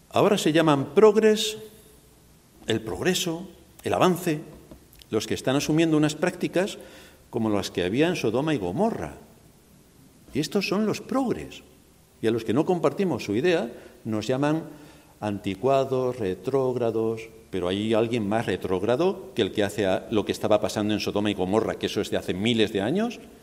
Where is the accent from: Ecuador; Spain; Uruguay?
Spain; moved away; Yo soy español